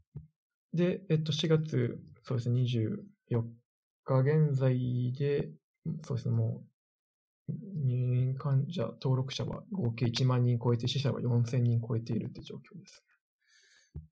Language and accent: Japanese; Japan; now in Netherlands; 私も当初夏に日本に帰国する予定だった